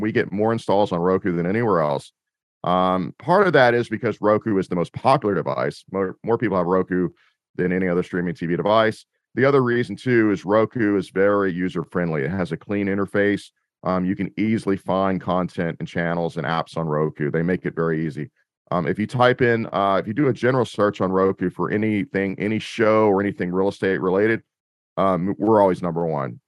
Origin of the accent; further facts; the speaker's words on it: Austin, Texas, United States; moved away as an adult; now in Tampa Bay, United States; I'm originally from Austin, Texas, um, that's where I produced. I'm now in the Tampa Bay, Florida area